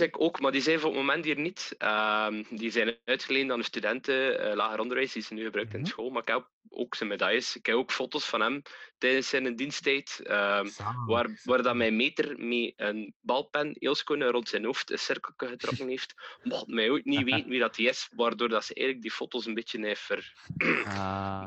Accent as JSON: {"language": "Dutch", "town": "Wevelgem", "region": "Flanders", "country": "Belgium", "said": "Ik kom ook uit Wevelhem"}